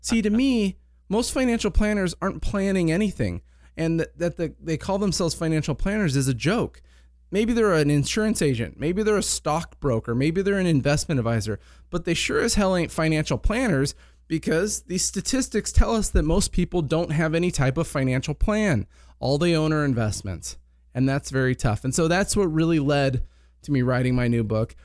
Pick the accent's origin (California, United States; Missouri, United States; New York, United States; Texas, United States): California, United States; Ventura; also born or lived in Palm Desert, California; I grew up here in Ventura.